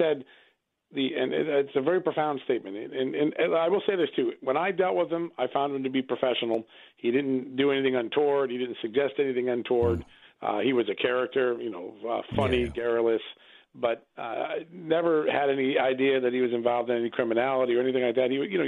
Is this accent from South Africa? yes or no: no; Ukraine; my home country in Ukraine